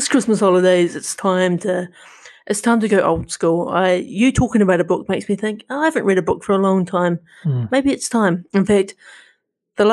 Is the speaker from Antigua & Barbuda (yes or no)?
no; New Zealand; accent: Kiwi; my Kiwi accent